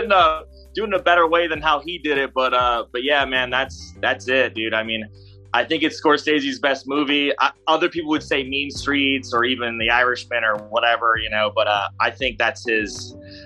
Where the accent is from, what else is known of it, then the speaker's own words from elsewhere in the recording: Cleveland, Ohio, United States; I'm originally from Cleveland